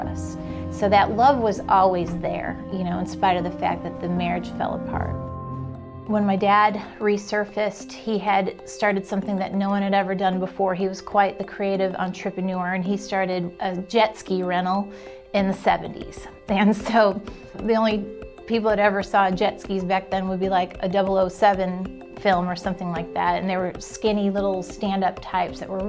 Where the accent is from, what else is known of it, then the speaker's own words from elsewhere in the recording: Chicago, Illinois, United States; now in Alabama, United States; Born and raised in Chicago, and my parents divorced when I was 5.